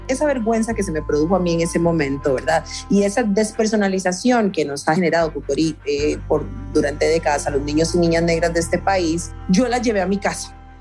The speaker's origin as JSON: {"language": "Spanish", "region": "San José", "country": "Costa Rica", "tie": "born or raised there", "said": "Yo nací en San José de Costa Rica en 1984"}